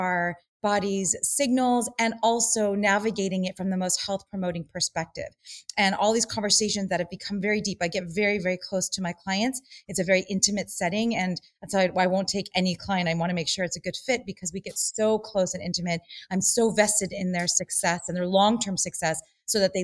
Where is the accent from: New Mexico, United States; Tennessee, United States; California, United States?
California, United States; Los Angeles; growing up in Los Angeles as a dancer and an actress